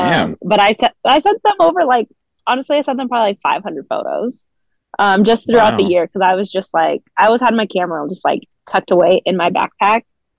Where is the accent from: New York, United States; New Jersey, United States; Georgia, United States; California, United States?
California, United States; Fresno; Shout out 559.